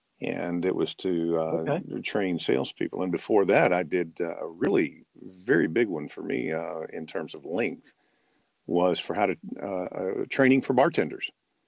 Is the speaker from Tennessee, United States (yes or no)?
yes; Memphis, Tennessee, United States; And it's partly because I was born and raised in Memphis, Tennessee, and so when I sent, it's just right below the surface.